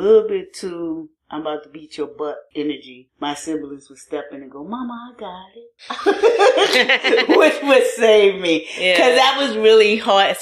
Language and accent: English; New Orleans, Louisiana, United States; moved away as an adult; also born or lived in Baton Rouge / Tallahassee, Florida / Seattle; now in New Orleans, United States; I grew up in New Orleans. I'm from here.